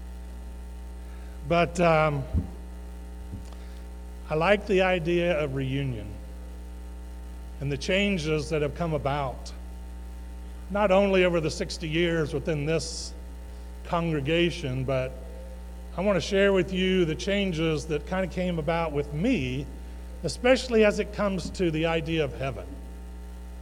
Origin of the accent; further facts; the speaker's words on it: Westerville, Ohio, United States; when I was 7 years old, we moved here, Dad, Mom